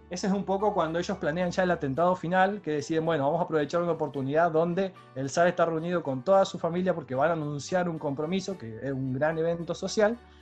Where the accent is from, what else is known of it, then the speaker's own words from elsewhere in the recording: Santa Fe, Argentina; No es lo mismo cómo voy a pronunciar una palabra yo como santafesino